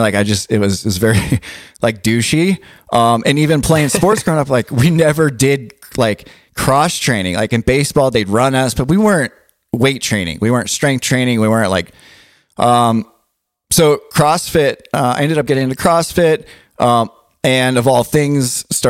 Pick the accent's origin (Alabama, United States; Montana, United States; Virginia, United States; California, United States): California, United States; Southern; But I grew up in Southern California, in the 90s, early 2000s